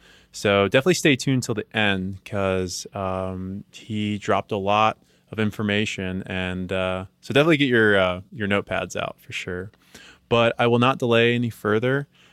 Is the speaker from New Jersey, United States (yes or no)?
yes; New Jersey, United States; because I'm originally from New Jersey